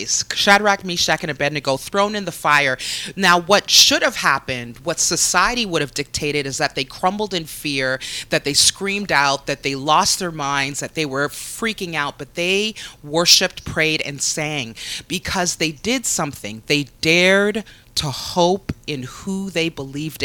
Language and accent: English; Canada; as a Canadian